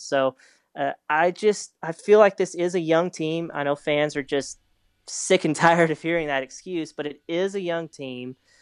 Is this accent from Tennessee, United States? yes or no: no; Arkansas, United States; I'm from Arkansas. I grew up here